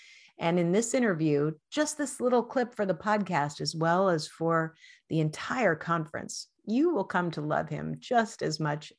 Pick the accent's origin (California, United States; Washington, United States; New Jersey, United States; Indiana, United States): Washington, United States; Spokane; my hometown of Spokane, Washington